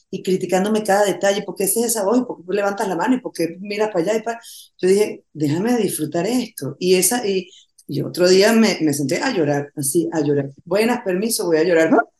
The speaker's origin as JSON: {"language": "Spanish", "country": "Venezuela", "said": "estrenemos esto el día de mi cumpleaños número 50 en Venezuela, por Cristo, pasar mi cumpleaños en mi país"}